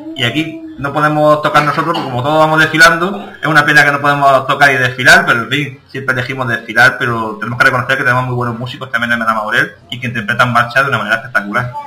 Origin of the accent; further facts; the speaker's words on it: Benamaurel, Andalusia, Spain; las fiestas de mi pueblo son muy especiales para mí porque la verdad que desde muy, muy, muy pequeño he sido festero